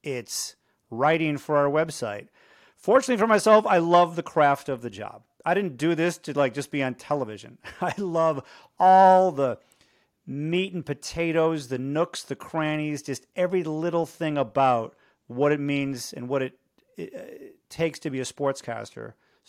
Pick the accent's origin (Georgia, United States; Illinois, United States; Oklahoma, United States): Illinois, United States; Chicago; moved away as an adult; I grew up in Chicago. I grew up a White Sox fan.